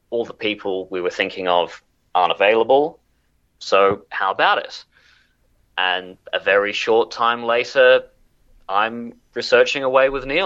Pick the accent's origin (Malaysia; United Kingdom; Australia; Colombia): Australia; Canberra, Australian Capital Territory; So, I'm a historian from Canberra.